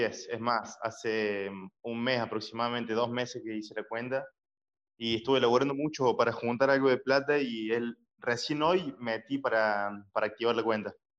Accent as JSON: {"language": "Spanish", "region": "Córdoba", "country": "Argentina", "said": "Córdoba Capital."}